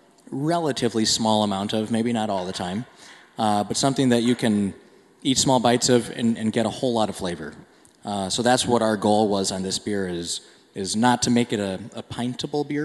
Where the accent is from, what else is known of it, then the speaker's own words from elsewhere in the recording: Minnesota, United States; I grew up in Minnesota